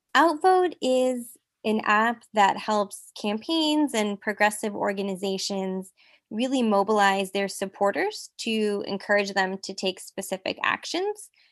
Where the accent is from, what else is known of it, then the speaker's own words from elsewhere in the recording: Silicon Valley, California, United States; now in Los Angeles, United States; I'm currently based in Los Angeles. I'm from the Silicon Valley. I grew up a daughter of a Mexican immigrant